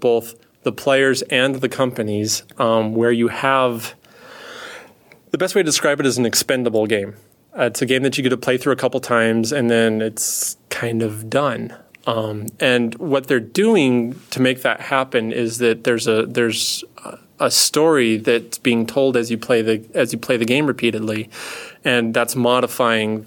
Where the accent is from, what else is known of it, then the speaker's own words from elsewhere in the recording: Scot, Scotland, United Kingdom; I am a Scot